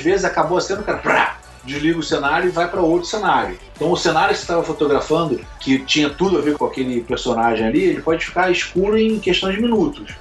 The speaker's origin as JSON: {"language": "Portuguese", "region": "Rio de Janeiro", "country": "Brazil", "tie": "born or raised there", "said": "eu morei no Leblon, né, nasci no Leblon a vida inteira, é um, é um, bairro nobre do Rio, mas que eu jogava bola na rua"}